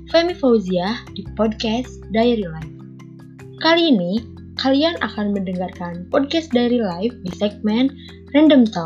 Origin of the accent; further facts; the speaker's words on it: Bandung, West Java, Indonesia; also born or lived in Tasikmalaya; aku lahir di Tasik tapi berhubungan uh, keluarga aku di Bandung karena kerjanya di Bandung jadi ya udah aku ikut ke Bandung gitu guys dan sekarang aku di Bandung